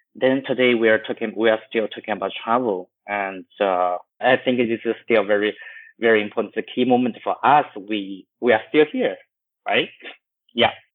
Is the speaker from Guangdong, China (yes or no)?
no; Chengdu, Sichuan, China; now in Shanghai, China; my hometown in, in Chengdu